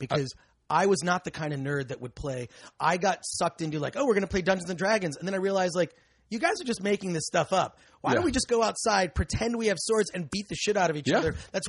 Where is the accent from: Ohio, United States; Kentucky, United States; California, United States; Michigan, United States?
Michigan, United States; I grew up in Michigan.